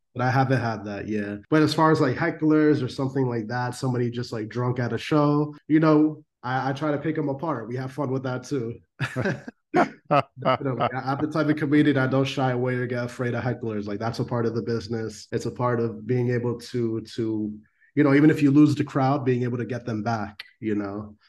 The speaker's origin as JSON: {"language": "English", "town": "Norwalk", "region": "Connecticut", "country": "United States", "tie": "born or raised there", "said": "I grew up in Norwalk, Connecticut, and I still live here. It's my hometown"}